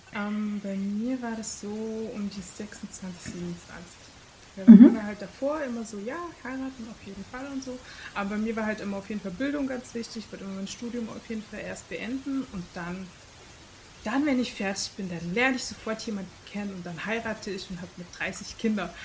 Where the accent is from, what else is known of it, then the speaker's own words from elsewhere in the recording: Germany; bei uns in Deutschland